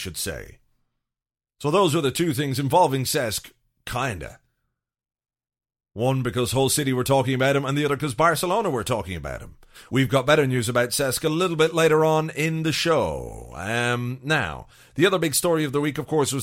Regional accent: Ireland; as an Irish person

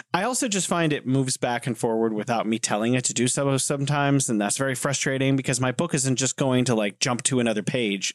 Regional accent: United States; I grew up in America and watching American movies

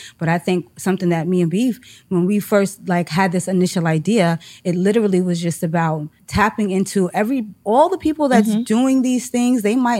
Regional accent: New York City, New York, United States; So I grew up in Harlem, all up and down Lenox Avenue.

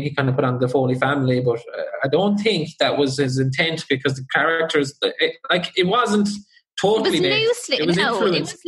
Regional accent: South Kerry, Munster, Ireland; now we're from South Kerry

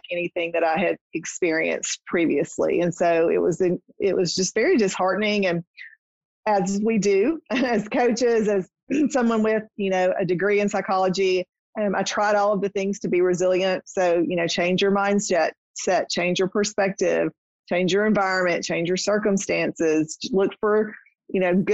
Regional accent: Nashville, Tennessee, United States; my hometown in Nashville

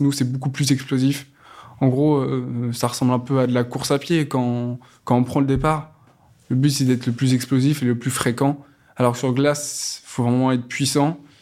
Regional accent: Saint-Pierre-lès-Elbeuf, Normandy, France; Dans ma ville natale, Saint-Pierre-des-Albeuf, il y a un club de rollers depuis très longtemps

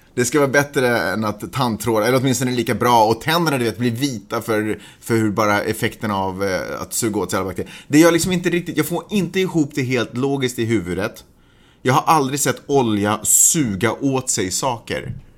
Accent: Sweden; now in Los Angeles, United States; jag är svensk

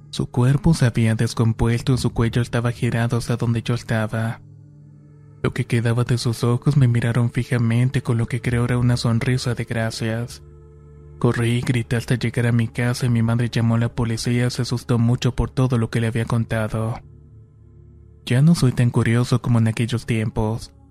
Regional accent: Cambay, State of Mexico, Mexico; de Cambay, Estado de México.

